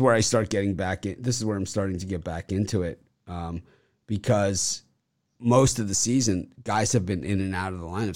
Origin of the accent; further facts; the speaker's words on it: Miami, Florida, United States; I'm from Miami. I'm Miami guy